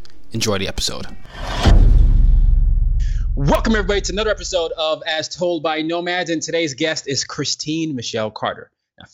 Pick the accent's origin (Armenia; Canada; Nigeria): Nigeria; And I'm from Nigeria and the culture is a little different.